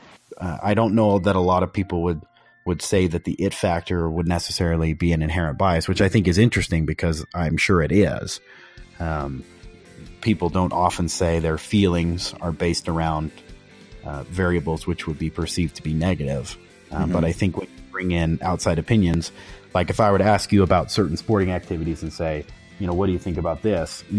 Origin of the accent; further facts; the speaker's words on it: Utah, United States; growing up in Utah